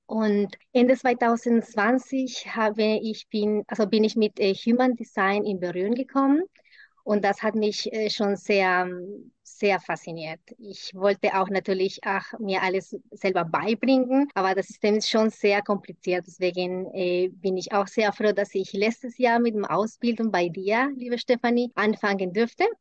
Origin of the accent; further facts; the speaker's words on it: Colombia; first language Spanish; German is a second language; moved away as an adult; now in Germany; Ich bin in Kolumbien geboren und lebe seit 20 Jahren in Deutschland